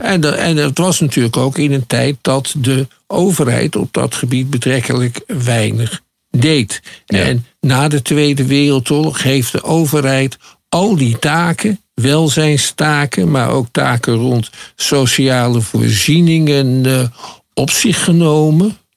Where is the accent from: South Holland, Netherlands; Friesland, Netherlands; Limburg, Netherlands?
South Holland, Netherlands; Schiedam; ik kom uit Schiedam